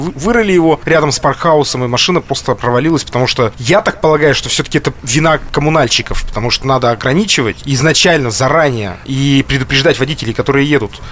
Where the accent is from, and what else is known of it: Yekaterinburg, Sverdlovsk Oblast, Russia